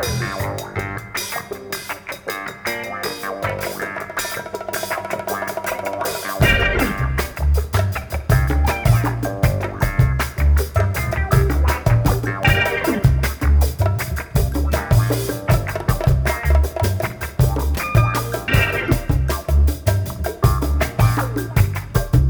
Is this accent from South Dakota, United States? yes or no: yes; Emery, South Dakota, United States; So Emery, South Dakota is where we're from.